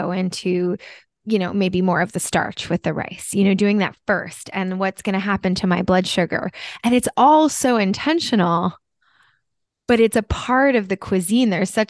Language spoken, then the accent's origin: English; New Jersey, United States; moved away; also born or lived in Japan; And I'm originally from New Jersey and I'm Italian.